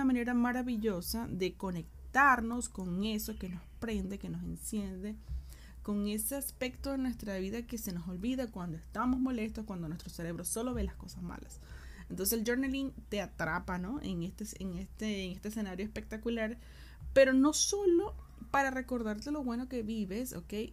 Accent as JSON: {"language": "Spanish", "country": "Venezuela", "also_born_or_lived": "Argentina", "moved": "yes", "lives_now": "Chile", "said": "Yo soy venezolana, yo vivo en Chile, o sea, decir, ya he vivido en Argentina, vivo mucho, puedo mañana llegar a vivir en otro lado."}